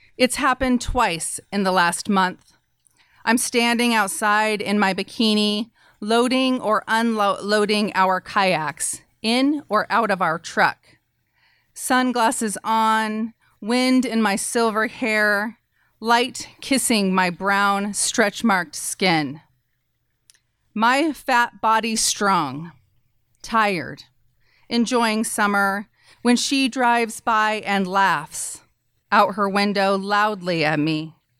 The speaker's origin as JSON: {"language": "English", "region": "Idaho", "country": "United States", "tie": "born or raised there", "said": "as a woman in, growing up in Idaho and as a feminist"}